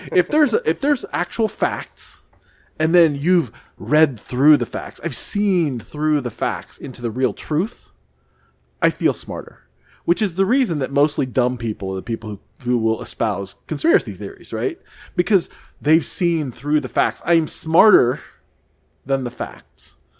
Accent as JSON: {"language": "English", "area": "near St. Louis", "region": "Missouri", "country": "United States", "tie": "born or raised there", "said": "I lived, I grew up near Saint Louis"}